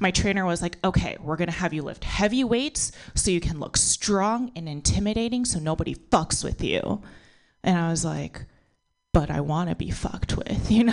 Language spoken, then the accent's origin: English; United States; born or raised there